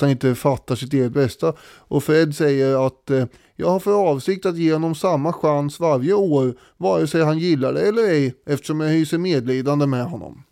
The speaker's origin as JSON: {"language": "Swedish", "country": "Sweden", "said": "för mig som svensk"}